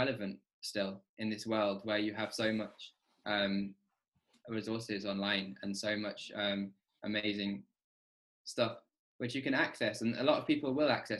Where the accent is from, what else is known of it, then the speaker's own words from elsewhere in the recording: Burton-on-Trent, West Midlands, United Kingdom; also born or lived in Birmingham; I grew up in Burton-on-Trent.